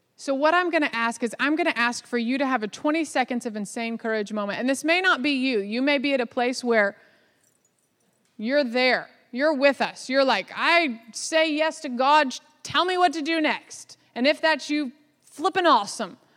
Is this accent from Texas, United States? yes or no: yes; Dallas, Texas, United States; I was born in Dallas, Texas, so I am from the South